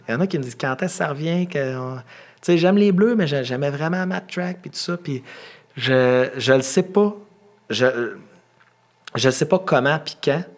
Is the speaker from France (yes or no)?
no; Quebec, Canada; on vient du Québec